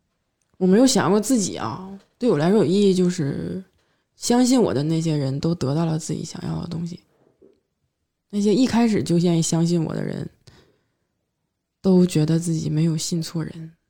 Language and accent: Chinese; Northeast China, China; accent: Northeastern Mandarin; 就我们东北话就没有什么说道